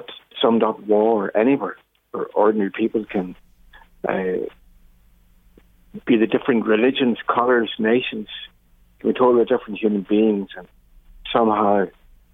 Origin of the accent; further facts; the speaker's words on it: Mayobridge, Northern Ireland, United Kingdom; I grew up in a small farmhouse in near Mayo Bridge in County Tyne